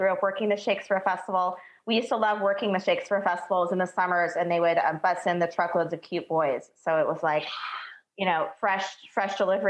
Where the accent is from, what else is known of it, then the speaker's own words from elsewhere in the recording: Ashland, Oregon, United States; I grew up in Southern Oregon in a little town named Ashland